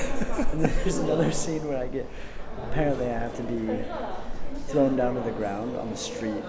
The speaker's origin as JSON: {"language": "English", "country": "United States", "said": "I'm white. I'm American. I fit the mold."}